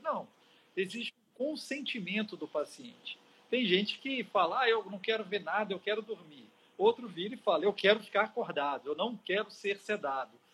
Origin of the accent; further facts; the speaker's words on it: Minas Gerais, Brazil; also born or lived in Paris; now in Espírito Santo, Brazil; Sou mineiro que agora me sinto um capixaba.